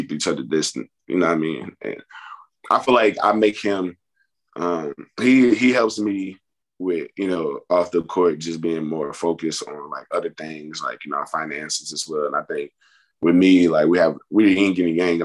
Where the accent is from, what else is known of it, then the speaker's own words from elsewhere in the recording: Baton Rouge, Louisiana, United States; moved away as an adult; growing up, in Baton Rouge